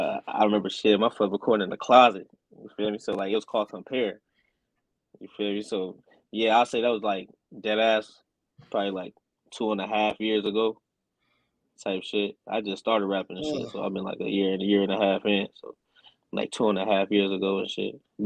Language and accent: English; Peoria, Illinois, United States; I'm from Peoria, Illinois, man.